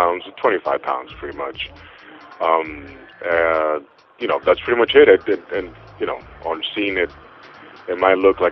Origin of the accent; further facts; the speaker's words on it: Dominican Republic; English is a second language; moved away; also born or lived in Florida; growing up in the Dominican Republic